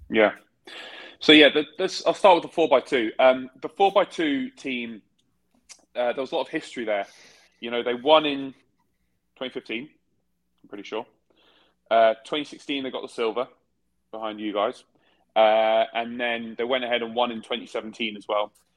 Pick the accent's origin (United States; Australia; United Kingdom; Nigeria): United Kingdom; we're British.